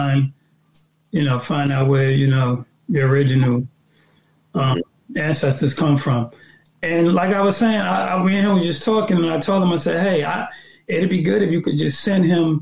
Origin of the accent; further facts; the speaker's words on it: New York, United States; now in Atlanta, United States; growing up when we was in New York, like we was speaking Spanish